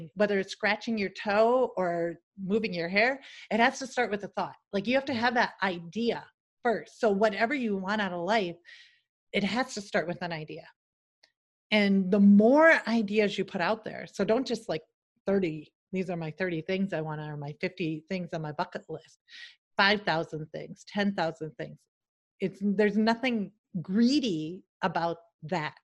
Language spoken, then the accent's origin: English; Salem, South Dakota, United States; moved away as an adult; also born or lived in London, United Kingdom / Seattle; my hometown of a population of like less than 1500.